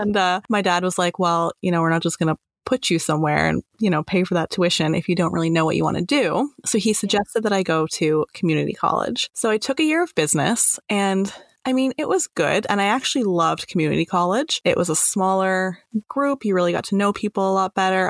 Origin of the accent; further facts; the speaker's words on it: Toronto, Ontario, Canada; I was born in Toronto and I'm the eldest of four kids